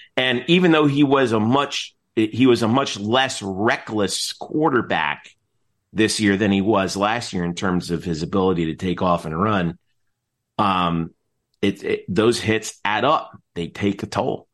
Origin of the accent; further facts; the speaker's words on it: Nutley, New Jersey, United States; moved away; I'm from Nutley.